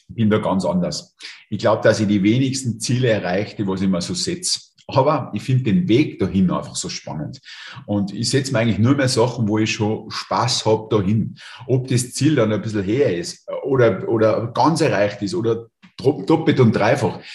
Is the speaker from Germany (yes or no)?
no; Lungau, Salzburg, Austria; in meiner Heimat. Ja, direkt Luftlinie von mir da einen Kilometer. Ähm, Lungau ist jetzt nicht der Hotspot